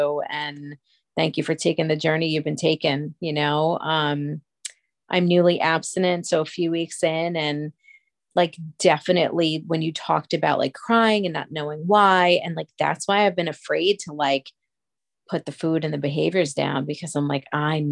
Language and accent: English; East Coast, United States; I'm from the East Coast